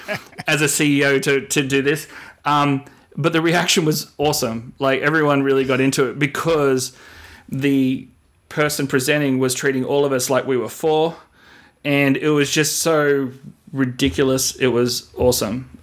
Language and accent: English; Australia; moved away as an adult; also born or lived in Sydney; now in United States; myself being an Australian, coming over here